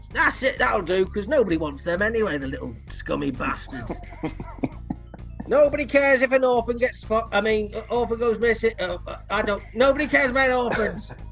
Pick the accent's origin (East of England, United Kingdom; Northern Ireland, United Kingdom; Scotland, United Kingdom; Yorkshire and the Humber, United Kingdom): Yorkshire and the Humber, United Kingdom; Leeds; I, am from Leeds, but my, my mother's family was just over the border